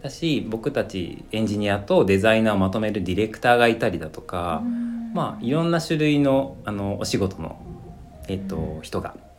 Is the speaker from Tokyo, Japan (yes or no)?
no; Komono, Mie, Japan; この町 で育ちましたね、うん、そこの保育園に通っていて そこの小学校に通っていました